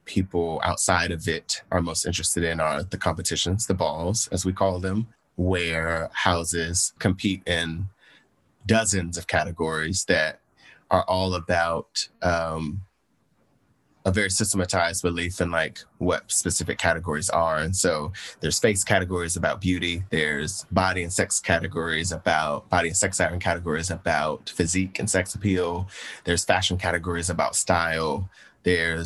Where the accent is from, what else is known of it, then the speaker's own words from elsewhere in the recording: Portsmouth, Virginia, United States; moved away; our hometown is very Southern